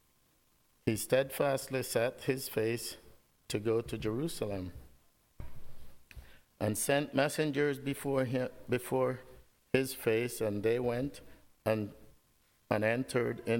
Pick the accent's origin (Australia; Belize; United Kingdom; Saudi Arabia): Belize; moved away; I grew up with my grandmother. I grew up in Belize.